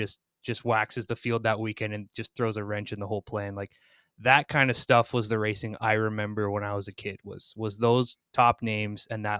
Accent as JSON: {"language": "English", "town": "Newport", "region": "Vermont", "country": "United States", "tie": "born or raised there", "said": "Everybody in my hometown of 5,000 people seemingly was at that race."}